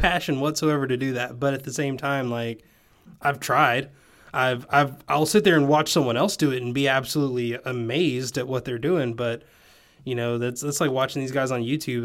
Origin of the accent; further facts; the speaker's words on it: Tennessee, United States; my accent comes out when I talk to you 'cause everyone else is like, "Oh, hey, you're from, you're from Tennessee."